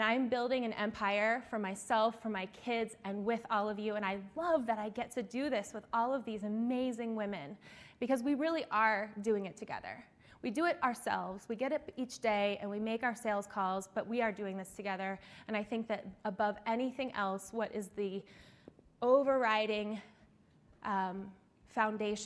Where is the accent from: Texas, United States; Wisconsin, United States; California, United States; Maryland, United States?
Maryland, United States; Eastern Shore of; I am from the Eastern Shore of Maryland